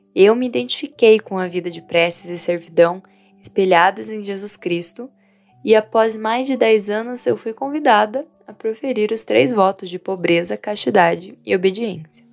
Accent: Vietnam; moved away; Minha cidade natal é no interior, onde a vida é calma e a igreja é o centro da comunidade

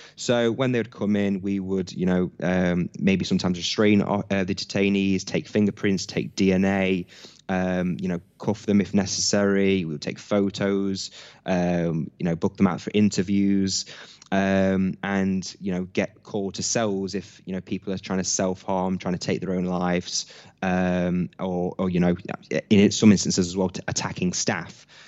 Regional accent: Hucknall, East Midlands, United Kingdom; I'm born and raised in Nottingham from a town, uh, called Hucknall

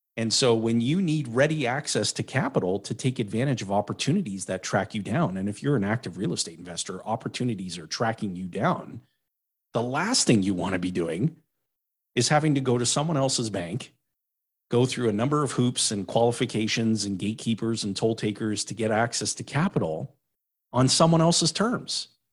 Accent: Timmins, Ontario, Canada; moved away; I was born and raised in Timmins, Ontario

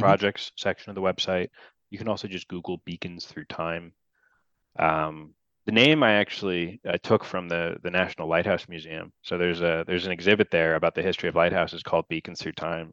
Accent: New Jersey, United States; New Jersey, uh, my home state

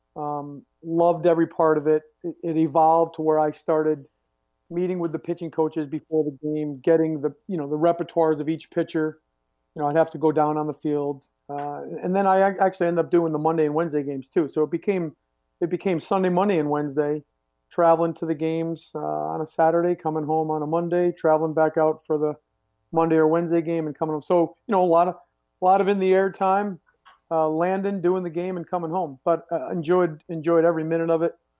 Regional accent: New England, United States; I grew up here in New England

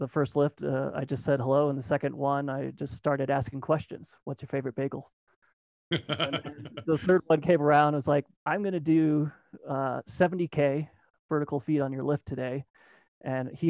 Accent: Maryland, United States; now in Austin, United States; I grew up in Maryland, and I'm okay. Living in Austin, Texas right now.

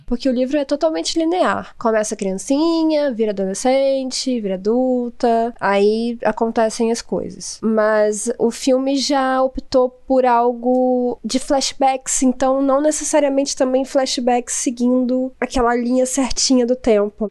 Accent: Rio de Janeiro, Brazil; now in Cabo Frio, Brazil; eu não sou de Cabo Frio, eu sou do Rio de Janeiro

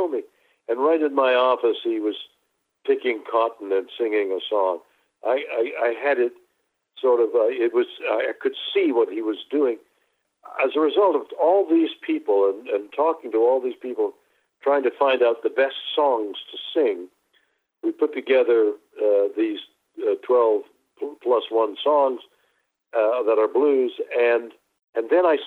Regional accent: Montreal, Quebec, Canada; I was born and raised in Montreal, Canada

